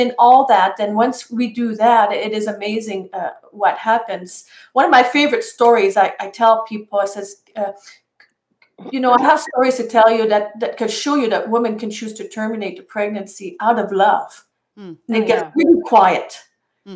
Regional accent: Canada; I'm from Canadian.

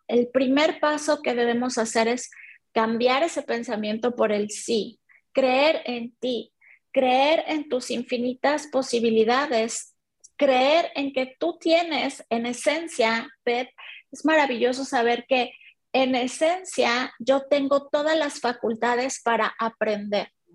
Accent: Mexico; soy mexicana.

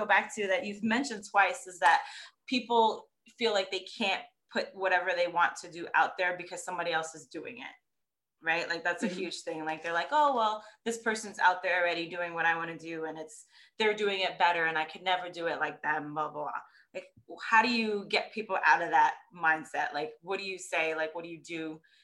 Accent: New York, United States; moved away; I'm from New York originally.

